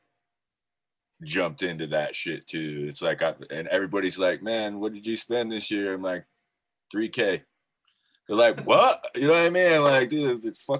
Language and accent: English; Nez Perce reservation, Idaho, United States; I grew up on my reservation in Idaho.